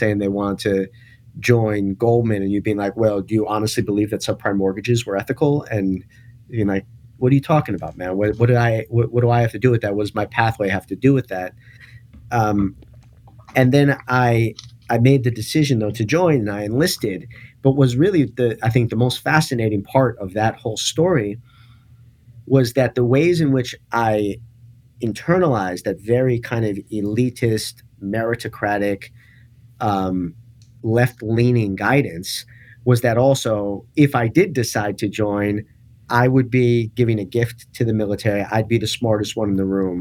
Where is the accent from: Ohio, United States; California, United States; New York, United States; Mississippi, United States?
New York, United States; New York City; I grew up in New York City.